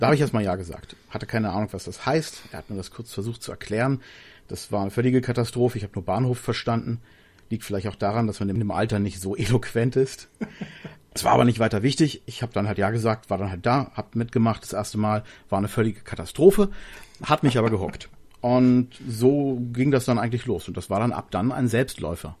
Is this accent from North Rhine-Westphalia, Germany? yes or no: no; Berlin, Germany; ich habe meine Kindheit in Berlin verbracht, also born and raised in Berlin.